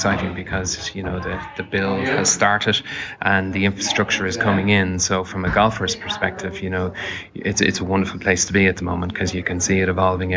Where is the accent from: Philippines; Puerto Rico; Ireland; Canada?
Ireland; Dublin, Leinster; moved away as an adult; I'm from Dublin, and home is home